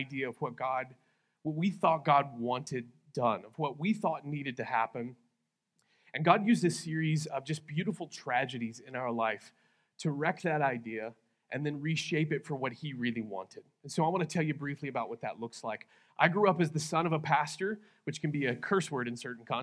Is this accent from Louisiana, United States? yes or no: no; Texas, United States; now in Lawton, United States; I am originally from Texas. I'm a Texas guy.